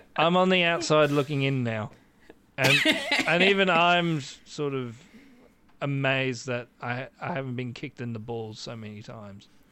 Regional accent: Australia; I am Australian

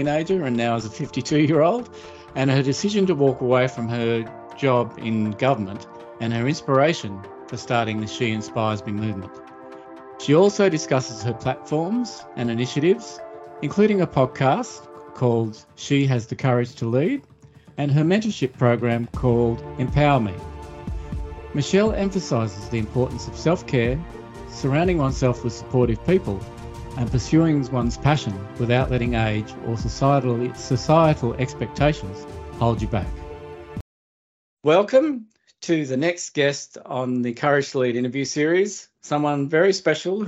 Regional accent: Australia; born or raised there

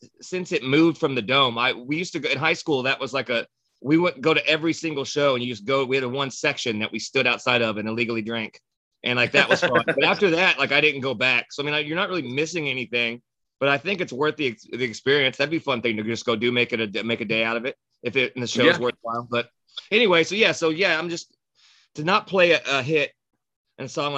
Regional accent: United States; as an American

